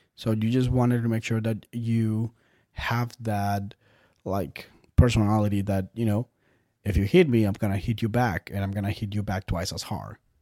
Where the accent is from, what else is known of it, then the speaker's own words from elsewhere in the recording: Bogotá, Colombia; moved away; I was born in Bogota, Colombia